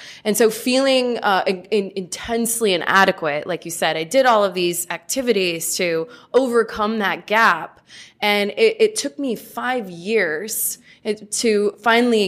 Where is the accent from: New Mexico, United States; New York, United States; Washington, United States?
Washington, United States; Battle Ground; now in Portland, United States; I was born in Portland, but grew up in Battleground, Washington, and moved to Portland in 2001.